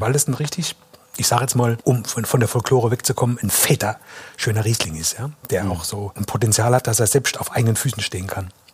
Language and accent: German; Electoral Palatinate, Kurpfalz, Germany; now in Palatinate, Germany; ich bin geborener Kurpfälzer, wohnhafter Pfälzer.